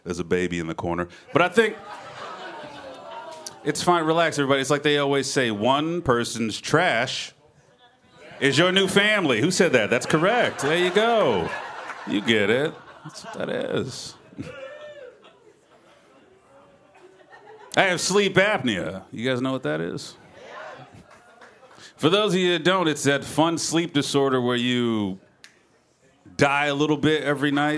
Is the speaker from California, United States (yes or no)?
no; Memphis, Tennessee, United States; I'm originally from Memphis, Tennessee. I'm from the South. I got mixed feelings about being where I'm from. I'm a proud Southerner. I love where I grew up